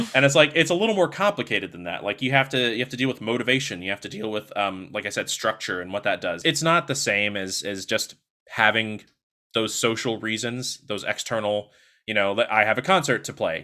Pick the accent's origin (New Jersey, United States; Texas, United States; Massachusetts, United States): Texas, United States; Longview; moved away; I was born in Longview, Texas, um, which, if you don't know where that is, it's about two hours to the east of Dallas, Texas